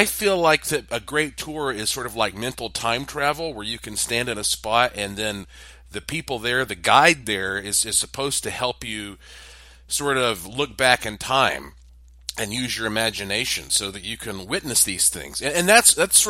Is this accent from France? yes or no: no; Asheville, North Carolina, United States; I am from Asheville, North Carolina, heart of the Blue Ridge Mountains